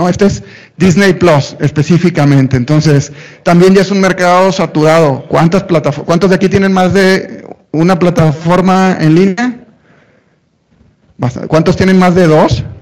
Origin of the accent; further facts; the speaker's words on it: Tampico, Tamaulipas, Mexico; also born or lived in Monterrey; now in Mexico City, Mexico; Y luego me vine a Ciudad de México, si no hay en el acento regio o norteño, es porque estuve 20 años en Monterrey, soy de Tampico, Tamaulipas, no, no me maten, este, soy de Tampico